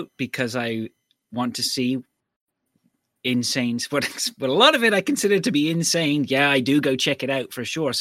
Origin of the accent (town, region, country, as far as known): Canada